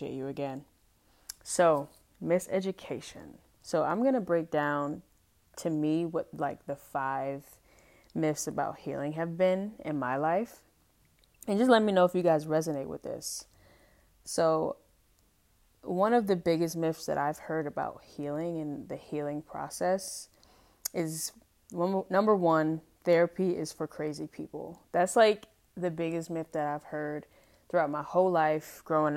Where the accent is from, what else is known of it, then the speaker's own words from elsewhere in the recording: United States; as an adult growing up in America and obviously being Black, being African-American